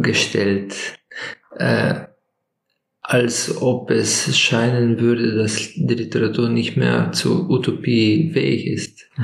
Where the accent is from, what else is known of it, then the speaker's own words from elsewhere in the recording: Slovenia; Aus, aus Slowenien